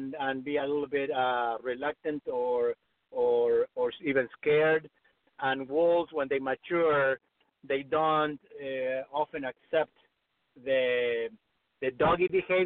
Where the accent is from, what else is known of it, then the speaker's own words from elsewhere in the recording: Argentina; moved away as an adult; now in Los Angeles, United States; I grew up in Argentina, and I came to the States to study with an author